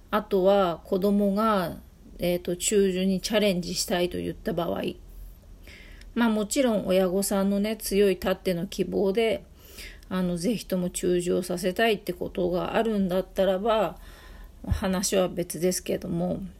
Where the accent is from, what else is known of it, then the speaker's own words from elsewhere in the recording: Ibaraki, Japan; で、私なんかは、えっ、ー、と、茨城出身なので、すごい田舎出身なんで、まあ特に私の時代に中樹なんていうのは茨城にはほとんどなかった。